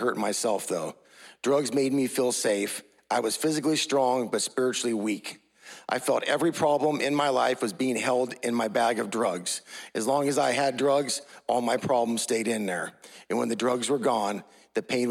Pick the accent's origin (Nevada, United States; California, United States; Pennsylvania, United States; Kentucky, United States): California, United States; Martinez; I grew up in Martinez, California.